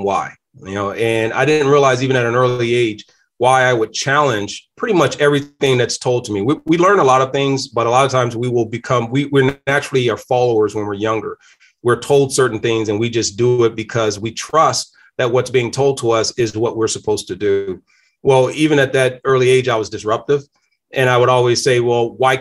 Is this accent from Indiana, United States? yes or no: no; Danville, Virginia, United States; moved away as an adult; now in Michigan, United States; I'm not originally from Michigan. I'm from Virginia. I came here in 1991 to Michigan after being drafted by Detroit Lions, but grew up in a small place called Danville, Virginia